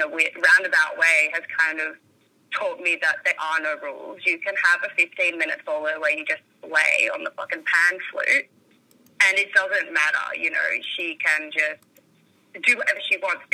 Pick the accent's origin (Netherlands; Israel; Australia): Australia; Dubbo, New South Wales; also born or lived in Orange, New South Wales; I grew up in the country. I grew up in Dubbo.